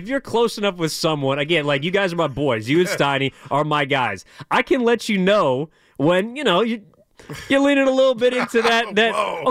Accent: East Bay, California, United States; now in San Francisco, United States; I'm from the East Bay.

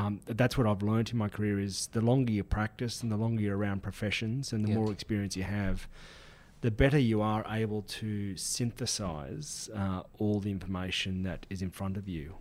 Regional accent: Sydney, New South Wales, Australia; I'm from Sydney, and Sydney born and bred

